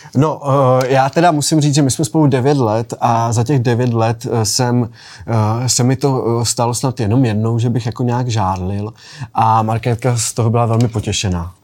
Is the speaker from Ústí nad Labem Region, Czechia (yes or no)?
no; Bohumín, Moravian-Silesian Region, Czechia; also born or lived in Skřečoň; vyrůstal jsem v Bohumíně, vlastně v paneláku, pak jsme se přestěhovali na rodinný domek, takže jsem vlastně vyrůstal na vesnici ve Skřečoni